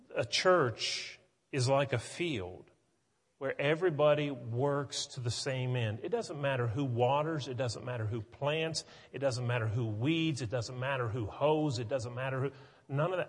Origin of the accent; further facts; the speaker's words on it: West Virginia, United States; now in Tennessee, United States; growing up in West Virginia